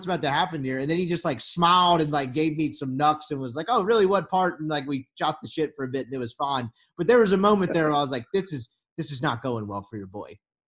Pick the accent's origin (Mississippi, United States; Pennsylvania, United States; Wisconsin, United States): Mississippi, United States; I'm from Mississippi.